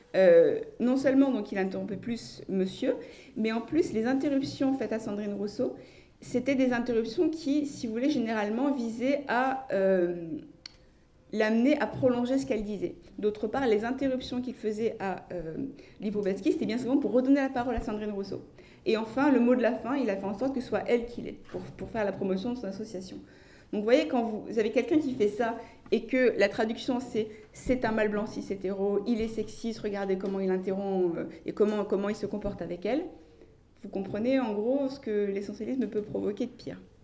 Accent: France; Je suis française

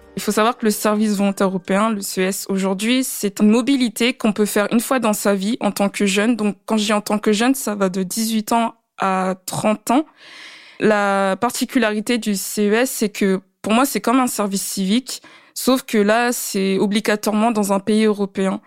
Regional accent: France; also born or lived in Latvia; en tant que française

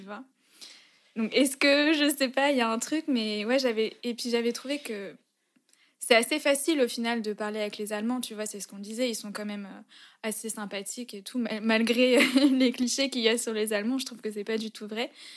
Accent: France; also born or lived in Berlin, Germany / Lyon; rentrer en France, même si c'est mon pays

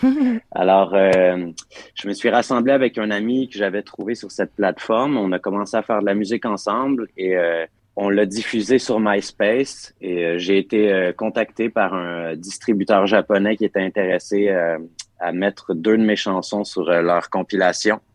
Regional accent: Quebec, Canada; l'endroit où j'ai grandi

